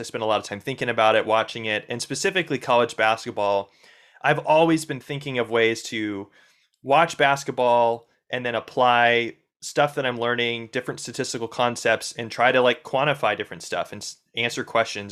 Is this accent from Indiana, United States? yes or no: yes; Indiana, United States; I grew up in Indiana